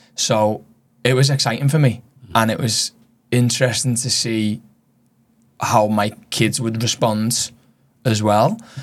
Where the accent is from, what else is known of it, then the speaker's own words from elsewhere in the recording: Liverpool, North West England, United Kingdom; moved away as an adult; now in Australia; being from Liverpool